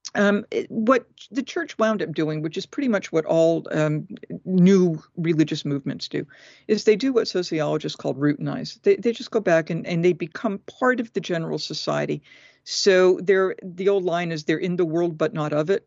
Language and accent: English; Massachusetts, United States; moved away as an adult; also born or lived in Tennessee; I'm from Massachusetts. We're, you know, when we're from New England, we kinda say what we think